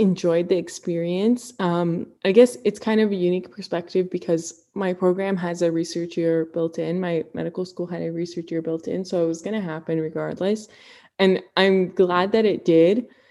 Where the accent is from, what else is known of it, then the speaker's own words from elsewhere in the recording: Ann Arbor, Michigan, United States; also born or lived in Cleveland, Ohio; I grew up in Ann Arbor, Michigan